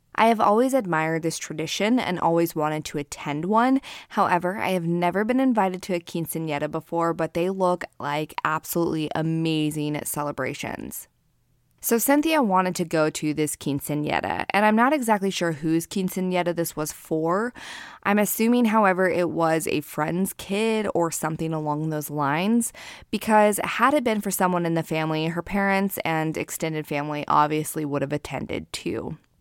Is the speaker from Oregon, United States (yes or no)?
yes; Keizer, Oregon, United States; I grew up in the Salem, Kaiser, Oregon area.